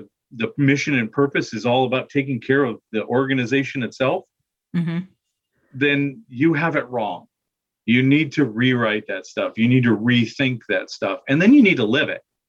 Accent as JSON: {"language": "English", "region": "Michigan", "country": "United States", "moved": "yes", "said": "I'm from Michigan originally"}